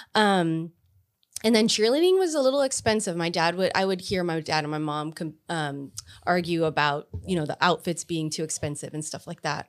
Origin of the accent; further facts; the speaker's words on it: Pharr, Texas, United States; I grew up in Far, um, our school district was so small that we connected to San Juan and Alamo